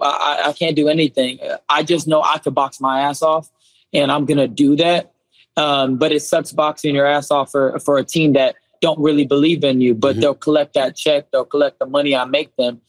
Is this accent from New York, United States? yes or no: no; Southern California, United States; growing up in Southern California